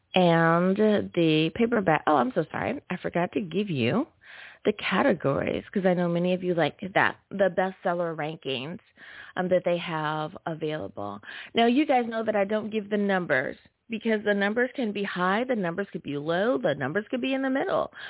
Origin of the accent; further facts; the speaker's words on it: United States; my home country, the U.S. of A.